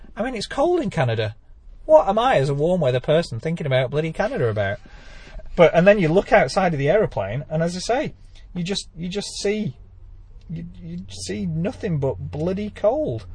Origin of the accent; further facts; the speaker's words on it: Lake District, North West England, United Kingdom; this is my hometown